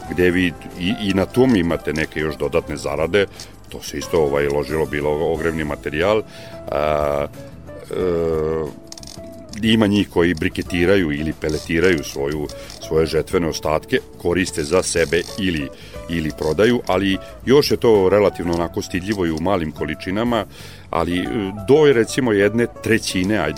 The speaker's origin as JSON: {"language": "Croatian", "town": "Srbobran", "region": "Vojvodina", "country": "Serbia", "said": "ja sam iz Srbobrana i to je jedan e, klasičan stojarski kraj"}